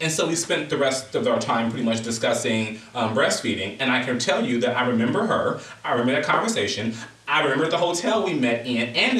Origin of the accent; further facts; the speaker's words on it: Los Angeles, California, United States; No, I come from Los Angeles, where traffic is a part of our community.